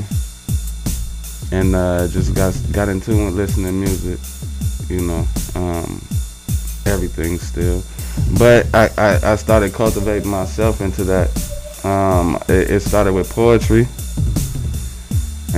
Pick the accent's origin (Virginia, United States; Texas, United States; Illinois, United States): Illinois, United States; now in Minneapolis, United States; I'm also from Illinois